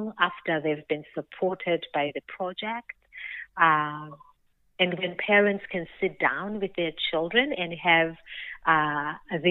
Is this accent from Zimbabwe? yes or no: yes; Zimbabwe; I was born and raised in Zimbabwe